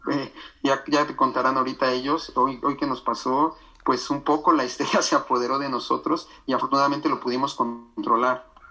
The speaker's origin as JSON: {"language": "Spanish", "country": "Mexico", "said": "nosotros como mexicanos necesitamos visa"}